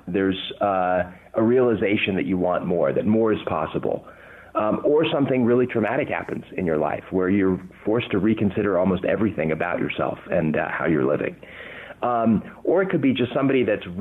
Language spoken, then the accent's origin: English; Southern California, United States; accent: English; also born or lived in London, England; I was 8 years old when I came to the U.S. I was born in London, England, and I can tell you, you know, at age eight, having an English accent in Southern California